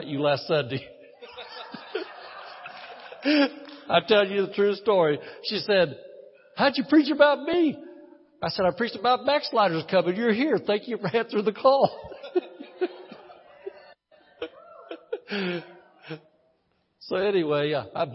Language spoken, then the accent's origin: English; Midwest, United States; moved away as an adult; I grew up in the Midwest, lived in the Midwest for 54 years.